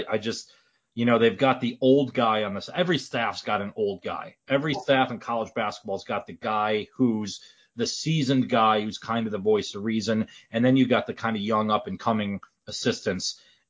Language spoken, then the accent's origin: English; Midwest, United States; But again, I'm from the Midwest and I got 12 inches of snow on the ground right now.